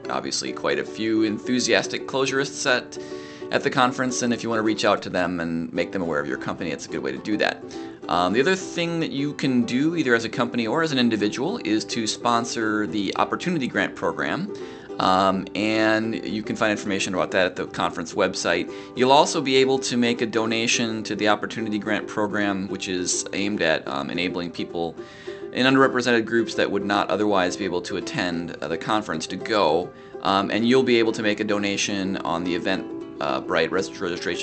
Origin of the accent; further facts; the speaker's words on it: Minneapolis, Minnesota, United States; Minneapolis, which is my hometown.